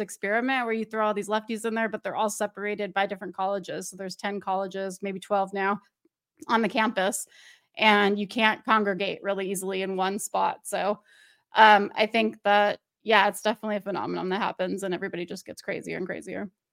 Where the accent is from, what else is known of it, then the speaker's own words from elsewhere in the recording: Orange County, California, United States; now in Oregon, United States; I'm from L A, but I'm from Orange County